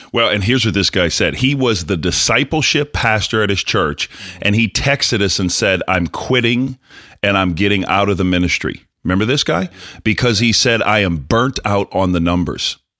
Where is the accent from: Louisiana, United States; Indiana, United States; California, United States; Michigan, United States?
Louisiana, United States; New Orleans; I'm from New Orleans